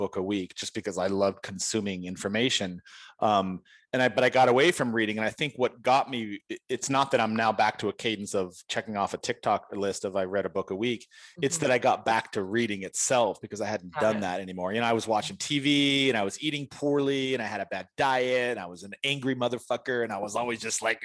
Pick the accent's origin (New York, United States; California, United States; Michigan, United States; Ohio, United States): California, United States; San Diego; I'm from San Diego